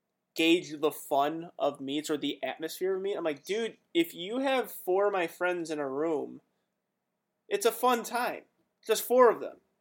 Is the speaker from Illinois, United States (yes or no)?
yes; Woodridge, Illinois, United States; I'm from Woodridge, which is, like, 15 minutes away from Lombard.